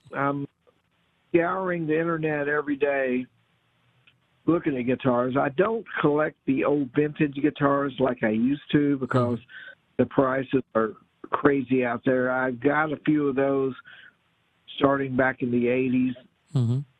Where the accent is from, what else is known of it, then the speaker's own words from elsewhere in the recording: Louisville, Kentucky, United States; also born or lived in Metcalfe County, Kentucky; Growing up in Louisville, Kentucky, on AM radio, WKLO and WAKY